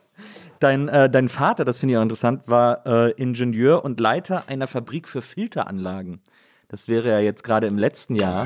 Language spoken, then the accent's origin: German; Wesseling, North Rhine-Westphalia, Germany; moved away; also born or lived in Munich; ich bin ja in Wesseling aufgewachsen, das ist genau zwischen Köln und Bonn